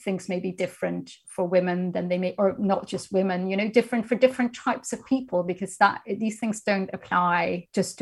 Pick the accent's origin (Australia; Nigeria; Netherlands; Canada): Netherlands; moved away as an adult; now in United Kingdom; I'm originally from the Netherlands